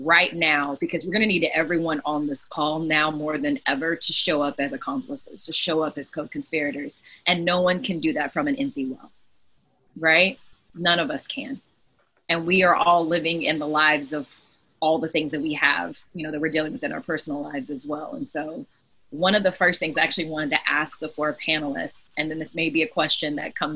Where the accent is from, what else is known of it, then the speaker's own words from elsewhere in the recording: Texas, United States; I'm a Texan